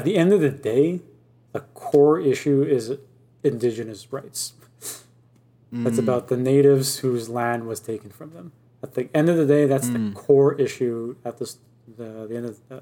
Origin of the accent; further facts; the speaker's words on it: Canada; as a Canadian in 2021